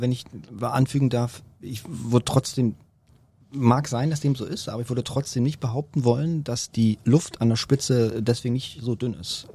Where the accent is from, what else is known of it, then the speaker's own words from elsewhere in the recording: Berlin, Germany; Bin hier geboren, aufgewachsen